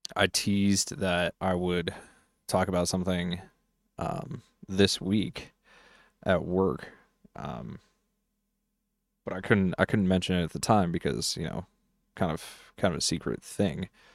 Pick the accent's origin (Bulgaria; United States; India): United States; Colorado; I'm actually in my home state